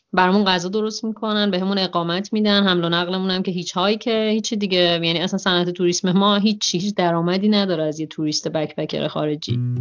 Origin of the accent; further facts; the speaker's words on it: Iran; من یه دختر بکپکر ایرانی هستم